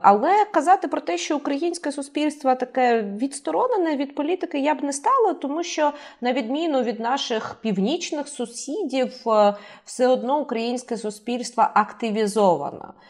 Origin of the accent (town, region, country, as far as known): Kharkiv, Kharkiv Oblast, Ukraine